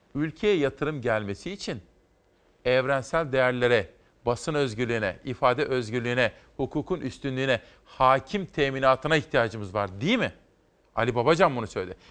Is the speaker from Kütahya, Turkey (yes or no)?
yes; Simav, Kütahya, Turkey; Uşak benim doğum yerime çok yakın. Biz Kütahyalıyız ama Simav Kütahya'dan bile daha yakındır.